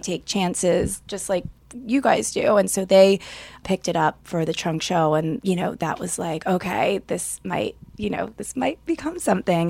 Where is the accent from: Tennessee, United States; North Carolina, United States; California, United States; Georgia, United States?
Georgia, United States; Atlanta; moved away as an adult; now in New York, United States; I am from Atlanta